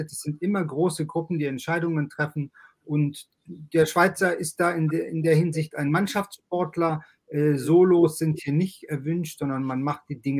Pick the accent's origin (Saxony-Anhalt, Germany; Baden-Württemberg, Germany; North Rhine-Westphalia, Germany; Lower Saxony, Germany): Lower Saxony, Germany; Langenhagen; moved away as an adult; also born or lived in Lago Maggiore; now in Switzerland; Ich bin in Hannover Langenhagen aufgewachsen und dann in Hannover zur Schule gegangen, war Pfarrer der Hannoverschen Landeskirche, der Lutherischen Landeskirche und bin dann mit meiner Familie ins Ausland gegangen, ins Auslandspfarramt an den Lago Maggiore für acht Jahre.